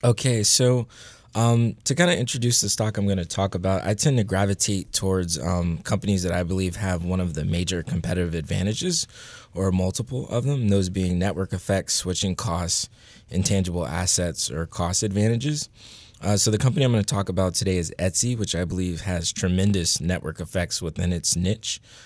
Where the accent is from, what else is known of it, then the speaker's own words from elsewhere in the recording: Northern Virginia, United States; I'm from Northern Virginia